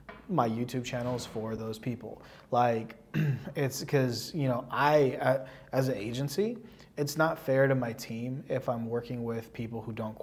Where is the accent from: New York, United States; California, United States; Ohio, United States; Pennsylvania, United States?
California, United States; South Bay; I'm from the South Bay, right? Like, this is like my hood.